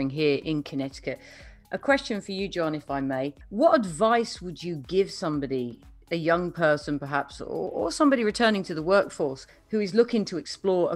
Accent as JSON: {"language": "English", "country": "United Kingdom", "moved": "as an adult", "lives_now": "United States", "said": "as a Brit, when I first arrived here"}